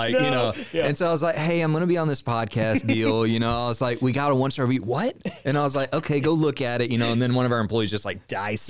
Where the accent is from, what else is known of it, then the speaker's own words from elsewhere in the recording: Waco, Texas, United States; I am from Waco.